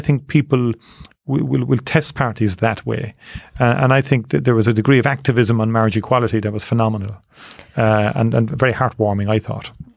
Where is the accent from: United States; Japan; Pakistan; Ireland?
Ireland; Cork, Munster; I grew up in Torino's class, I joined Neiman Rangers when I was eight years of age